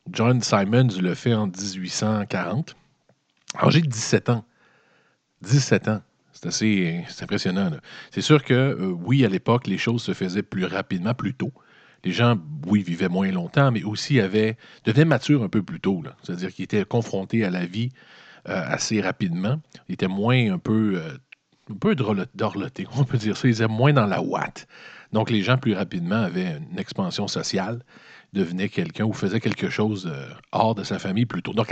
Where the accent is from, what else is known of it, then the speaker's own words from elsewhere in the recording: Quebec City, Quebec, Canada; Moi, moi, je suis de Québec. Euh, je, viens de la ville de Québec, j'habite encore la ville de Québec.